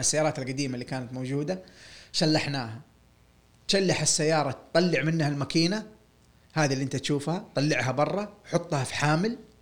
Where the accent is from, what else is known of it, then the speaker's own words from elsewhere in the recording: Saudi Arabia; انا سعودي وبشتغل ميكانيكي